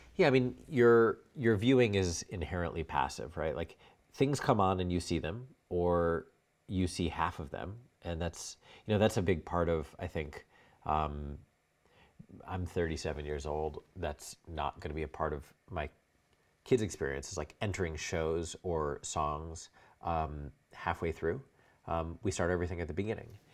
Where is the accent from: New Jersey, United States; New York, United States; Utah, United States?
New York, United States; also born or lived in Connecticut / Brooklyn; I was in Manhattan from when I was ten until I went to college